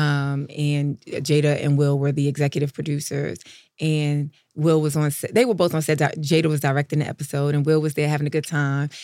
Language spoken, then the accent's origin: English; New York, United States; I'm from New York.